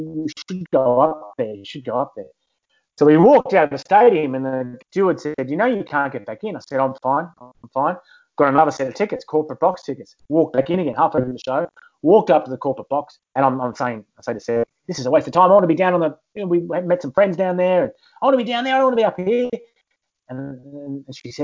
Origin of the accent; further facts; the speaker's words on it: Australia; now in United Kingdom; an Aussie living in the UK